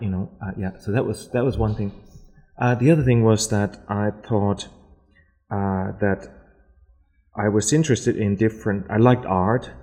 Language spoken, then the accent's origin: English; Berlin, Germany; English is a second language; moved away as an adult; also born or lived in Lower Saxony, Germany; now in Adelaide, Australia; I'm from Berlin originally. Mm-hmm. I'm born in Berlin, but I also went to high school. Um, I went to actually like a boarding school in the north of Germany